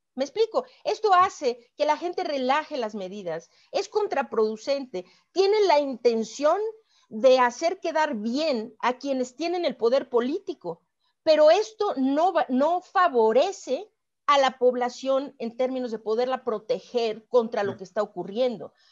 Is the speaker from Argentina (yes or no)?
no; Mexico; como mexicana